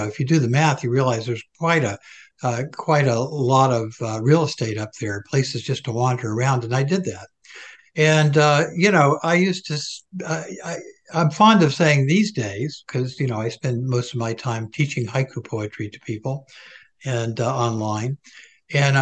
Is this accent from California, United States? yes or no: no; Atlanta, Georgia, United States; I was raised down south in Protestant tradition